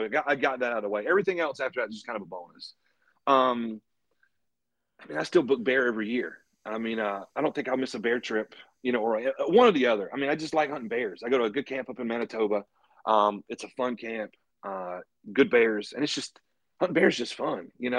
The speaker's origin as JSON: {"language": "English", "region": "North Carolina", "country": "United States", "lives_now": "Knoxville, United States", "said": "So right now I'm living in Knoxville, Virginia. I'm originally from North Carolina."}